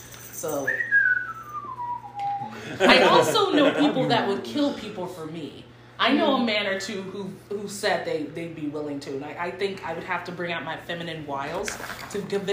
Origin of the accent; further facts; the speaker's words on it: Cleveland, Ohio, United States; born there; I was born in Cleveland, Ohio.